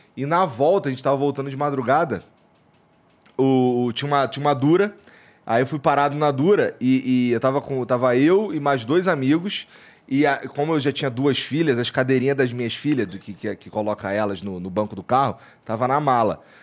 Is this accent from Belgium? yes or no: no; Rio de Janeiro, Brazil; also born or lived in Curitiba; now in São Paulo, Brazil; eu fui criado lá no, no Rocha e no Jacaré ali, morei no Jacaré